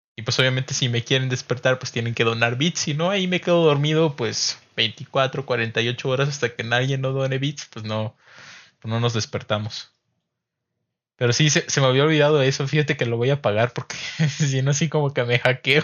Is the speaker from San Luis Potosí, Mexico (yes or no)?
yes; San Luis Potosí, Mexico; somos potosinos